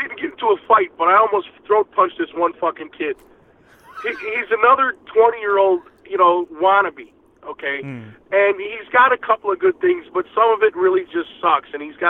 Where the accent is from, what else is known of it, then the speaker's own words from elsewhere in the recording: Chicago, Illinois, United States; moved away as an adult; now in Arizona, United States; I'm not from Arizona. I'm from Chicago.